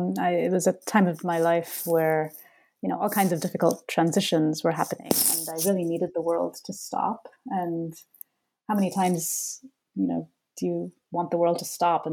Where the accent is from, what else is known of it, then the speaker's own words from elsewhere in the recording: Bengaluru, Karnataka, India; adolescence growing up in Bangalore, because that was an experience that I myself had.